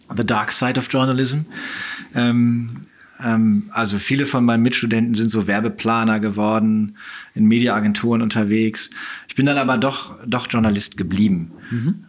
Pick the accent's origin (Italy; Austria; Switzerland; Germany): Germany; Oldenburg, Lower Saxony; Schülerzeitung zu machen ähm, in Oldenburg, schon an der Orientierungsstufe, in der fünften Klasse